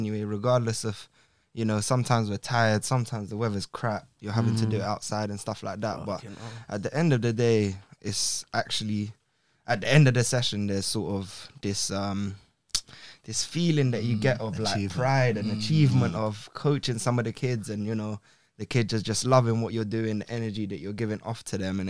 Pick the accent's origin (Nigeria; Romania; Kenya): Romania; moved away; I'm from Romania originally